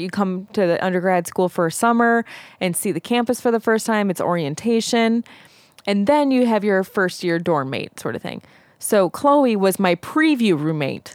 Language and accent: English; Zion, Illinois, United States; we grew up in Zion, Illinois